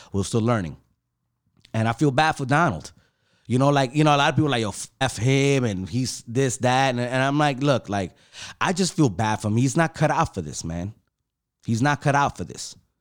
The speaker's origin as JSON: {"language": "English", "town": "New York City", "region": "New York", "country": "United States", "said": "I'm from New York City, I'm from Harlem, from the projects."}